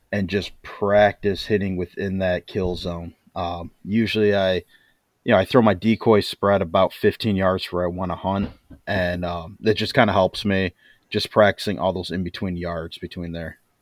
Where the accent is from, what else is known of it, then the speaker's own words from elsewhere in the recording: Midwest, United States; moved away; I'm from the Midwest